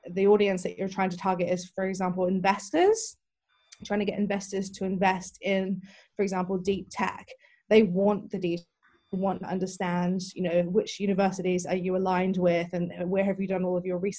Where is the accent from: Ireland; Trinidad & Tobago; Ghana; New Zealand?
New Zealand; moved away as an adult; now in London, United Kingdom; originally, I'm actually from New Zealand, and I moved to London in 2006